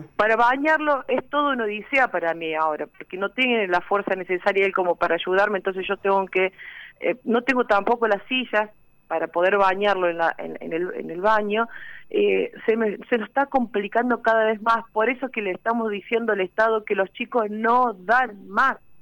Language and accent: Spanish; Villa María, Córdoba, Argentina; Yo soy de Villa María